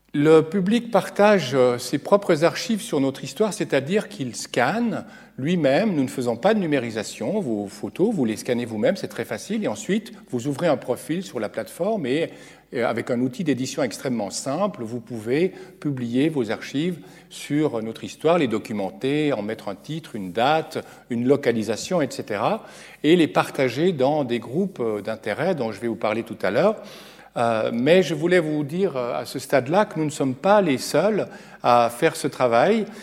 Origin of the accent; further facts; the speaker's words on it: Geneva, Switzerland; je viens de Genève